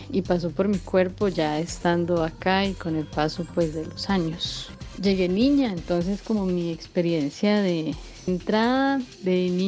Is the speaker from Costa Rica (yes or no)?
yes; Costa Rica; also born or lived in Colombia; Nací en Colombia, me vine a vivir junto con mi familia nuclear a los seis años aquí a Costa Rica.